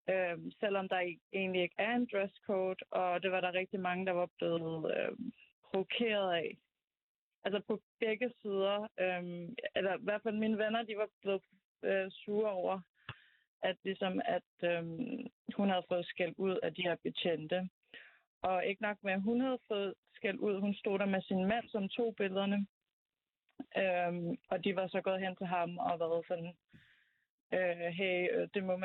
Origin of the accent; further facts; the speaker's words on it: Azerbaijan; moved away; jeg er fra Azerbaijan, øhm, og øhm, har boet der i mange år, on and off, øhm, de sidste 10 år